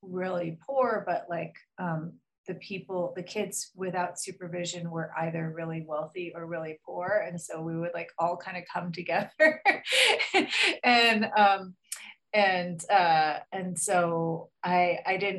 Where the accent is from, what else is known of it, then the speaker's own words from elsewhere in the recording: Los Angeles, California, United States; I grew up in Los Angeles